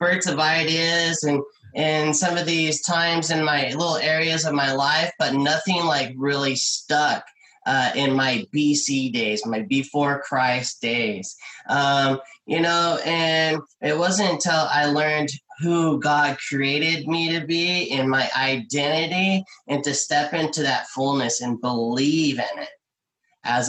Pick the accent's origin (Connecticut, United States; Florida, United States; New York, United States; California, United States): California, United States; I'm a California kid. I grew up in California.